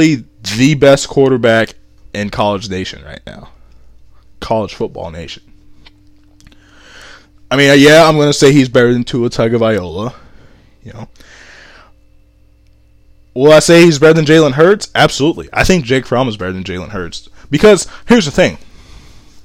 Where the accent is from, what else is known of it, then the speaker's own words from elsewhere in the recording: Cincinnati, Ohio, United States; I was born in Cincinnati